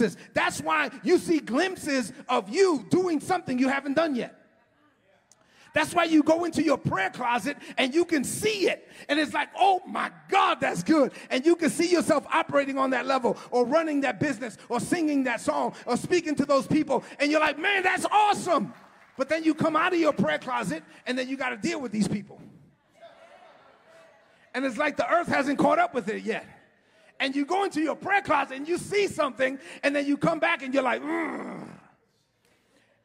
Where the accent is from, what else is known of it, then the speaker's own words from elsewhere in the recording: New York City, New York, United States; I grew up in East New York